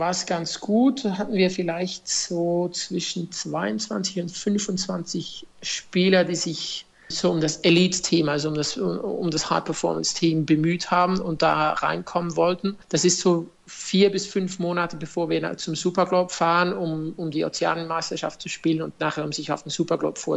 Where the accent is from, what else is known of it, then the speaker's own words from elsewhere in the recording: Zofingen, Aargau, Switzerland; Also ich muss Sie noch korrigieren, ich bin nicht aus Deutschland, ich bin aus der Schweiz.